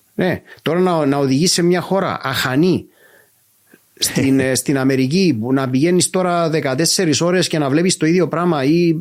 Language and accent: Greek; Cyprus; είμαι από την Κύπρο